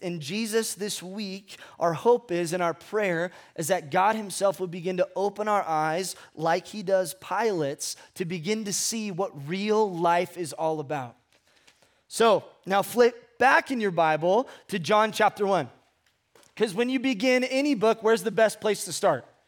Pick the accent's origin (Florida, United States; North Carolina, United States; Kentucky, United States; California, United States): California, United States; Ventura; moved away as an adult; also born or lived in Fresno / Hume Lake; I grew up in Southern California, a place called Ventura